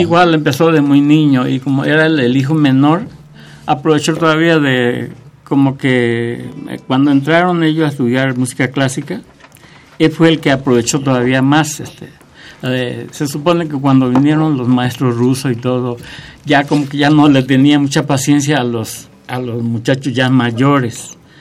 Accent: Paraguay; moved away as an adult; now in Mexico; yo salí también de Paraguay 10 años después también con un cuarteto

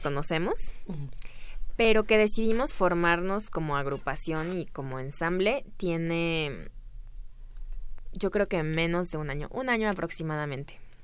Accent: Veracruz, Mexico; yo soy de Veracruz.

